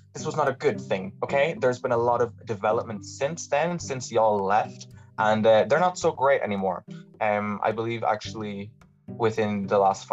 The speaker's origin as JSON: {"language": "English", "country": "Ireland", "said": "other Irish people"}